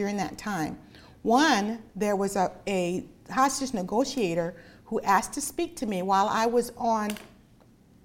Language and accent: English; Los Angeles, California, United States; born in Los Angeles, and my mom was a single mom